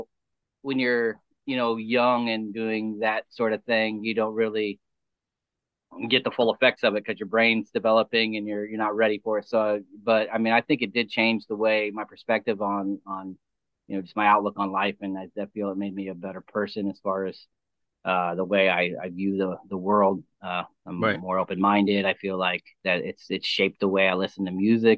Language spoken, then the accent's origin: English; rural north-central Indiana, United States; I grew up here in Indiana, rural Indiana, to be precise, and, like, in the north-central part of Indiana